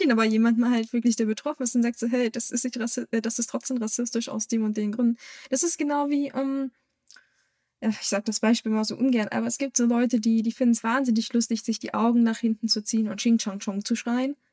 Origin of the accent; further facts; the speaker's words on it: Germany; als Weiß und auch als Deutsche